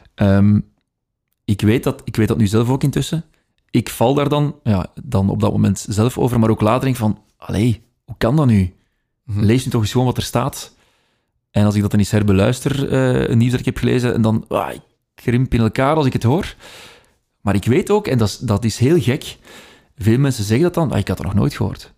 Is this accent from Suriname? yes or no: no; Opwijk, Flanders, Belgium; accent: Brabantian; als ik gewoon in mijn eigen dialect praat, dan klinkt het anders dan wat ik nu doe. Ja. Eh, ik ben afkomstig van Opwijk, dus dat is Brabants